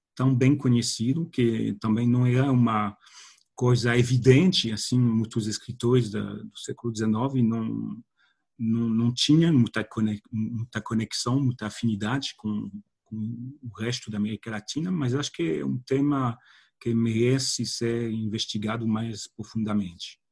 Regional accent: France; Portuguese is a second language; moved away; sendo francês

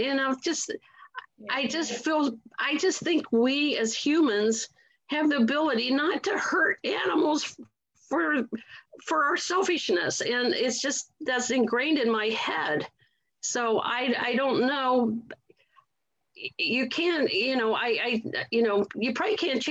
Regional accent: Akron, Ohio, United States; I grew up in Akron, Ohio

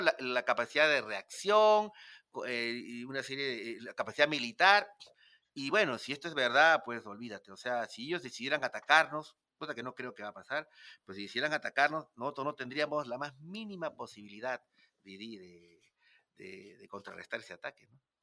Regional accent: Peru; un peruano solo, nadie me conocía ahí, no estaba en mi país

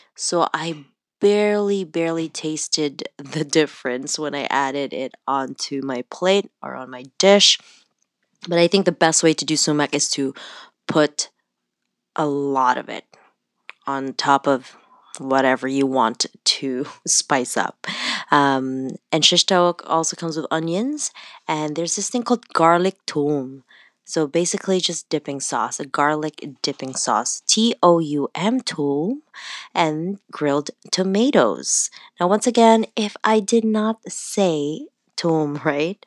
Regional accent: Canada; also born or lived in Toronto; I'm Canadian.

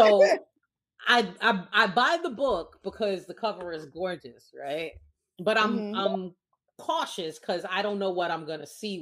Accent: New York, United States; I'm from New York

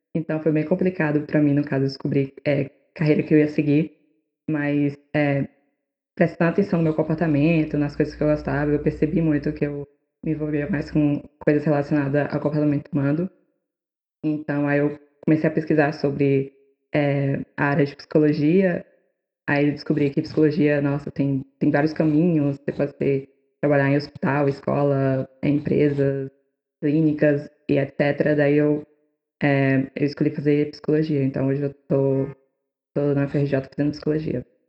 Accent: Barreiras, Bahia, Brazil; moved away as an adult; now in Rio de Janeiro, Brazil; Eu nasci e cresci na cidade chamada Barreiras, no interior do, do oeste da Bahia

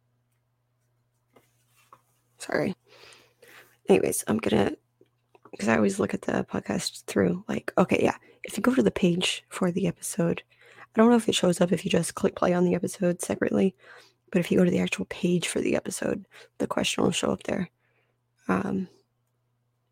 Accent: United States; as an American citizen

